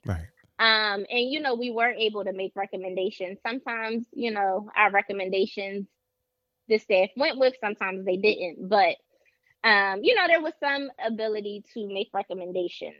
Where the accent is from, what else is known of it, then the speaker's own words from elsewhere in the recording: Philadelphia, Pennsylvania, United States; I am a Philadelphia native, born and raised in Philadelphia.